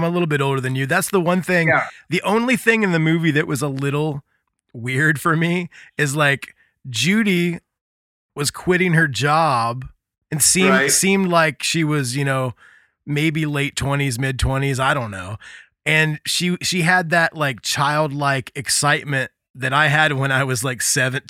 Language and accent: English; Indiana, United States; growing up in Indiana, being in punk bands